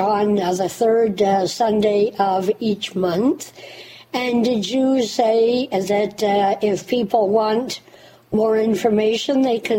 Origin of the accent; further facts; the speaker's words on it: Canada; I'm from Canada